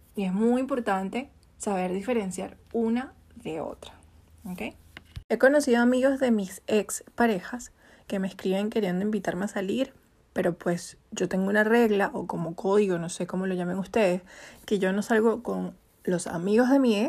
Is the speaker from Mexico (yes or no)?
no; Venezuela; now in Chile; Yo soy venezolana